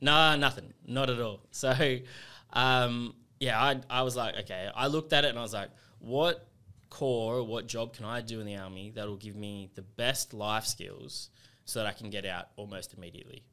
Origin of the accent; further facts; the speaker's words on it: Sydney, New South Wales, Australia; also born or lived in England; now in Canberra, Australia; I, I, uh, grew up in Western Sydney